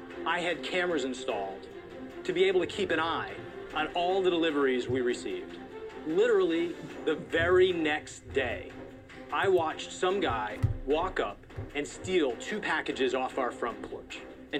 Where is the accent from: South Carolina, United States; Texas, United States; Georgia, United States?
Georgia, United States; Atlanta; I'm from Atlanta, Georgia